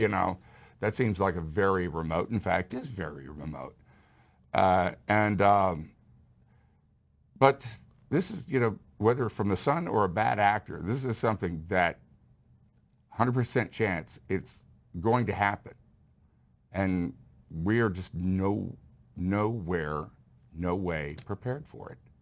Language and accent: English; Houston, Texas, United States; I grew up in Houston